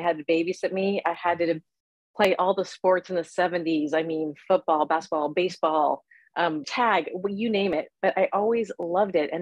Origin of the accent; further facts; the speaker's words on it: Ohio, United States; moved away as an adult; I grew up in Ohio, went to the Ohio State University